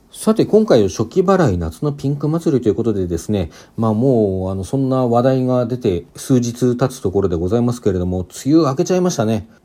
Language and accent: Japanese; Hokkaido, Japan; now in Kanto, Japan; もともと私は北海道出身